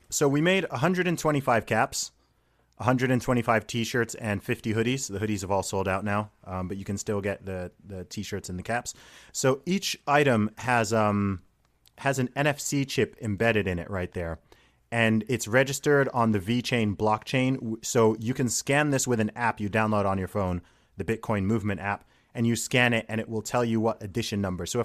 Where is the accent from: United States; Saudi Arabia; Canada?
Saudi Arabia; accent: American; I, I grew up in Saudi Arabia.